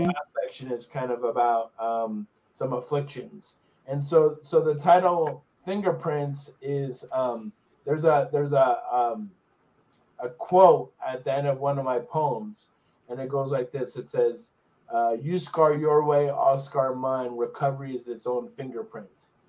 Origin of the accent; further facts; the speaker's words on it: Long Island, New York, United States; I grew up in Long Island, New York